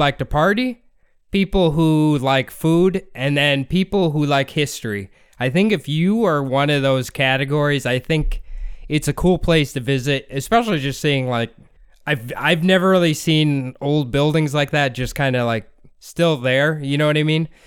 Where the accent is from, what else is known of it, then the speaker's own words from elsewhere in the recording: Iowa, United States; we grew up in Iowa